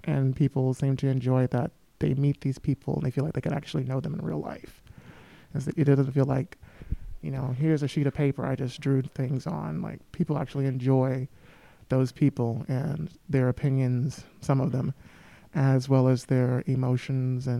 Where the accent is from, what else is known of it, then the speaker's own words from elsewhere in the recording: Montgomery, Alabama, United States; moved away; my hometown, Montgomery, Alabama